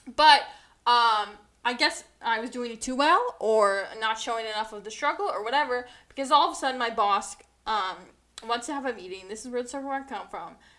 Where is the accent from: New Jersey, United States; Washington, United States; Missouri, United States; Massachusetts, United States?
New Jersey, United States; New Jersey